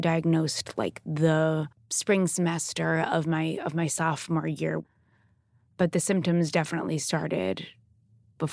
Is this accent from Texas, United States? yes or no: no; Long Island, New York City suburbs, United States; I grew up in the New York City suburbs on Long Island.